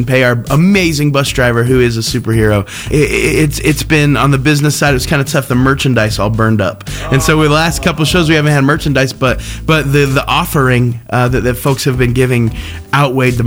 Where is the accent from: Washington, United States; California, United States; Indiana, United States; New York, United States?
Indiana, United States; Terre Haute; I'm from Terre Haute, Indiana